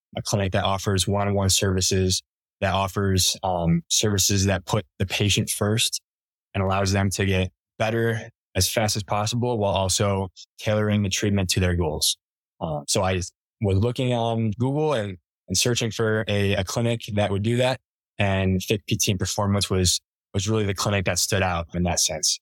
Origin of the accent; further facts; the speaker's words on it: Rochester, New York, United States; moved away as an adult; now in Colorado, United States; grew up in Rochester, New York.